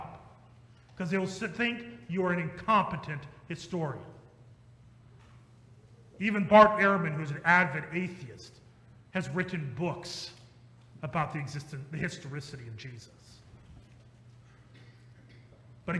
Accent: Ankeny, Iowa, United States; I grew up in Ankeny.

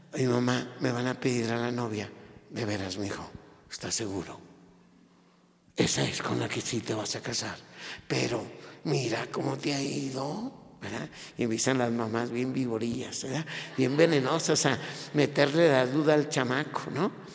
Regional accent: Mexico

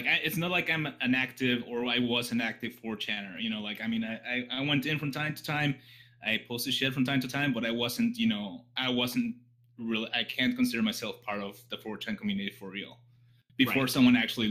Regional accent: Mexico; also born or lived in Texas / England; But I was born in Texas, grew up in Mexico, and lived in England. So that's why my accent is all messed up.

